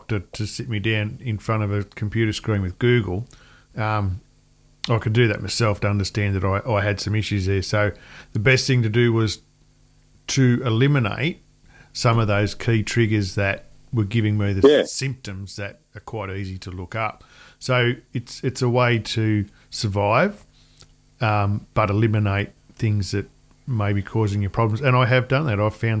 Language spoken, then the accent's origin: English; Cootamundra, New South Wales, Australia; So talk about … and Cootamundra. Yeah. Cootamundra. My hometown.